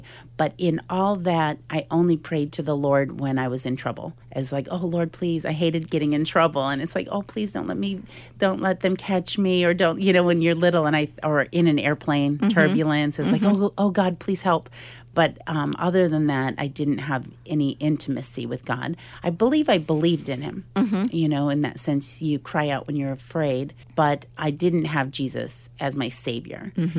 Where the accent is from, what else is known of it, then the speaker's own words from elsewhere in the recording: Oscoda, Michigan, United States; moved away as an adult; also born or lived in Fort Lauderdale, Florida / Hungary; I was raised in Oscoda, Michigan, a little town 4 hours north of Detroit.